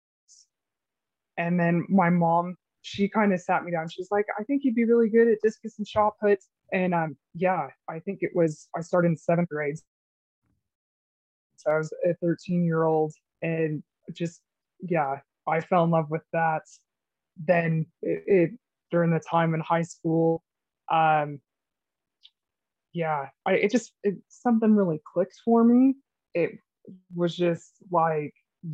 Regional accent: Idaho, United States; my summers growing up in Idaho

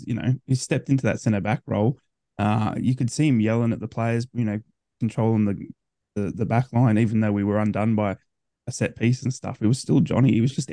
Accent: Australia; being an Aussie

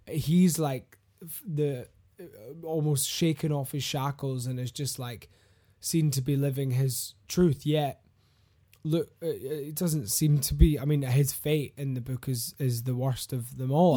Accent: Glasgow, Scotland, United Kingdom; I'm from Glasgow

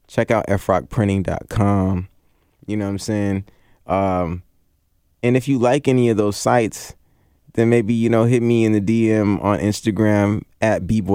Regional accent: Seattle, Washington, United States; I'm from Seattle.

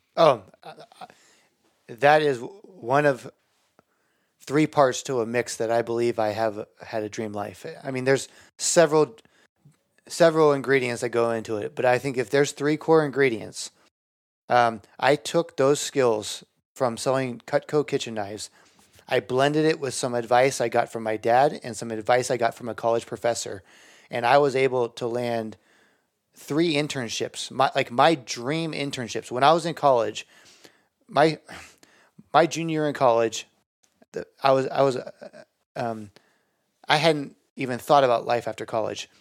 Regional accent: Bay Area, California, United States; I'm from the Bay Area

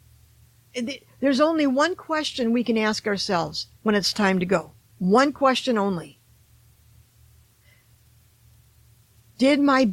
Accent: Detroit, Michigan, United States; I'm from Detroit.

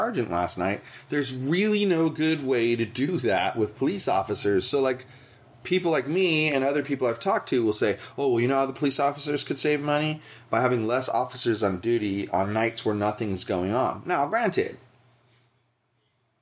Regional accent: Santa Monica, California, United States; now in Buena Park, United States; I grew up in Santa Monica

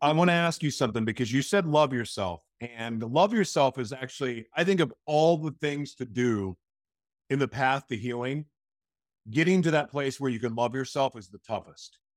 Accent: Oklahoma, United States; now in Minnesota, United States; I grew up in Oklahoma, which is in the middle of the United States, but most of my life I've lived in beach cities.

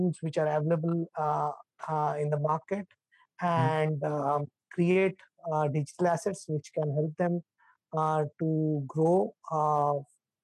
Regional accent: India; I'm from India

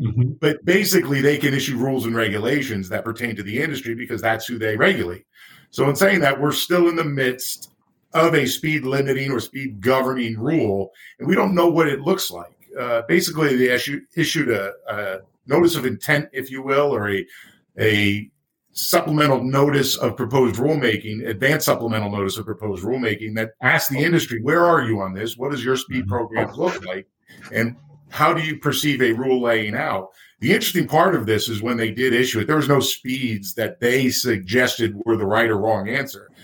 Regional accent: United States; I'm from the States, so I use miles mm-hmm. per hour.

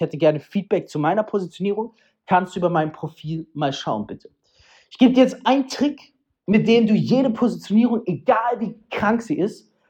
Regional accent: Freiburg, Baden-Württemberg, Germany; hey, in Deutschland, in Freiburg im Preisgott, zack, in dem Ort, wo ich herkomme.

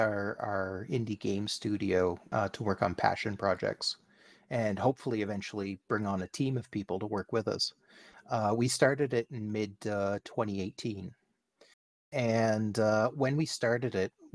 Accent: Canada; here in Canada, because I am Canadian

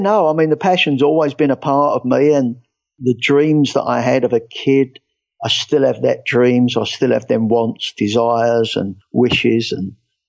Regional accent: England, United Kingdom; moved away as an adult; now in United States; The first thing obviously they're going to get is that I'm not from here. I'm English. I moved over here about 12 years ago

